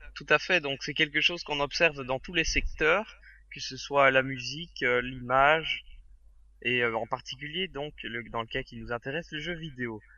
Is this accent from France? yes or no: no; Belgium; chez nous en Belgique